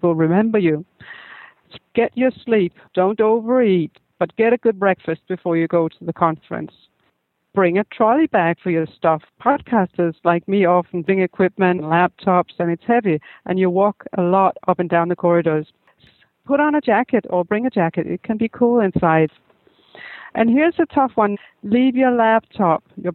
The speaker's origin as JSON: {"language": "English", "country": "Denmark", "said": "I'm come from Denmark"}